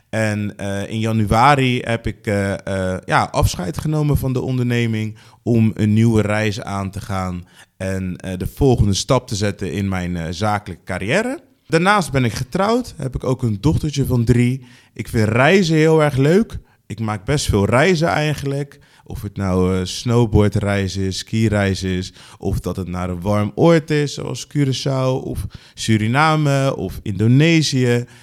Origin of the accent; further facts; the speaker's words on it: Rotterdam, South Holland, Netherlands; Ik eh, ben geboren en getogen in Rotterdam, inmiddels 36.